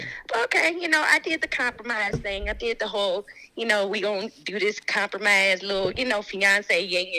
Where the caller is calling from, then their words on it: Raleigh, North Carolina, United States; I'm calling from Raleigh, North Carolina.